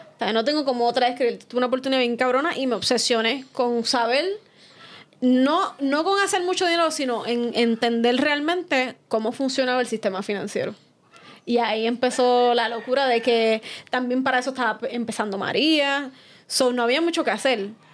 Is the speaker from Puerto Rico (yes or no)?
yes; Fajardo, Puerto Rico; moved away as an adult; now in San Juan, Puerto Rico; soy de Fajardo